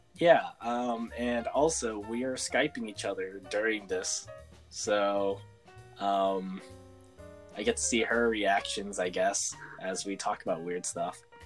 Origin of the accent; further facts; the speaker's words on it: San Francisco, California, United States; I'm from San Francisco and like growing up on like opposite coasts